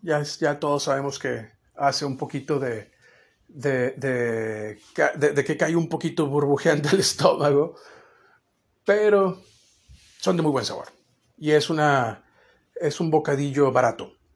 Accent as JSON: {"language": "Spanish", "country": "Mexico", "said": "como mexicano"}